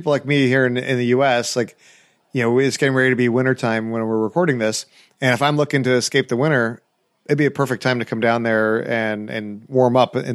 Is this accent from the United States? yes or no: no; New Zealand; also born or lived in Australia; I'm a Kiwi, born and born and, born and bred.